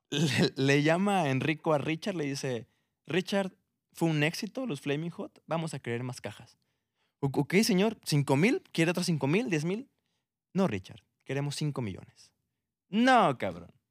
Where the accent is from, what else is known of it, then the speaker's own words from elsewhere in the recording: Mexico; oye, güey, somos mexicanos, nos encanta el picante